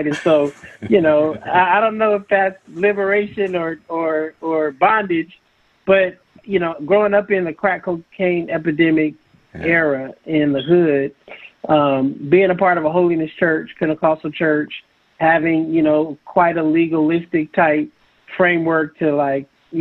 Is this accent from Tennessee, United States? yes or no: no; San Francisco, California, United States; I grew up in San Francisco.